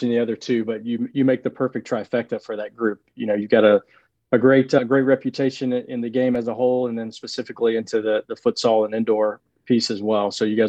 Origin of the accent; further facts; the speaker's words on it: Atlanta, Georgia, United States; I grew up watching it in Atlanta.